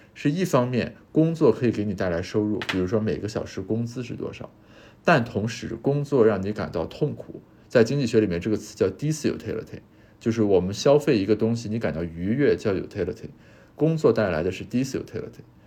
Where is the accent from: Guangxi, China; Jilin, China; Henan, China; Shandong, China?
Shandong, China; Qingdao; 其实在本科以后，每年在青岛待时间都特别短